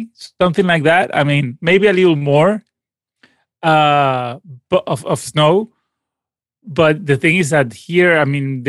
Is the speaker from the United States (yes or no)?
no; Caracas, Capital District, Venezuela; born there; Sure. I mean, I was born in Caracas, and both my parents are musicians as well.